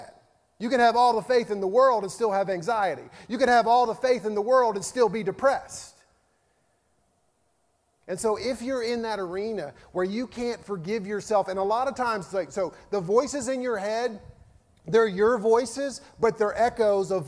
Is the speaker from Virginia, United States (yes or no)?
yes; Virginia, United States; moved away; when I lived in Virginia, my home state